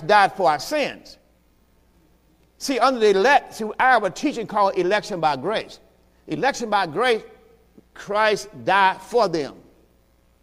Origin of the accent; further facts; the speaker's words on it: the South, United States; I'm from the South.